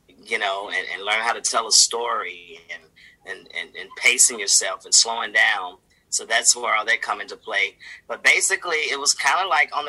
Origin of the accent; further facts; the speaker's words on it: Memphis, Tennessee, United States; growing up in Memphis